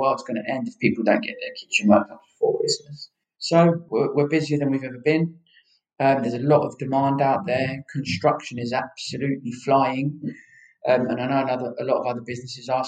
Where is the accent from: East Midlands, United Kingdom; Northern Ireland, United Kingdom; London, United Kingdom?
London, United Kingdom; also born or lived in Hertfordshire; We're from North London, so North London and Hertfordshire is where we're mainly based.